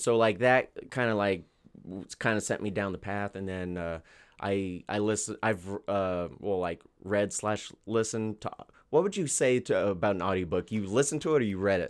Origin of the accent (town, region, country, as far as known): Albuquerque, New Mexico, United States; born or raised there